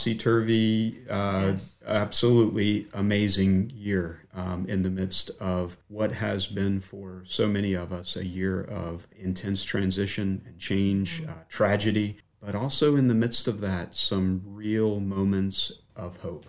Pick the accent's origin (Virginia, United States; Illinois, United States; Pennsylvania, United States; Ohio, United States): Virginia, United States; Mint Spring; I'm a native of the Shenandoah Valley. I grew up in Mint Spring, which is just south of Stanton